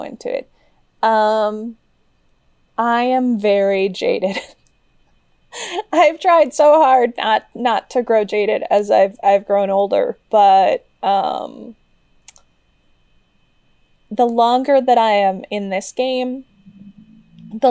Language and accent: English; Midwest, United States; I grew up in the Midwest, like Ben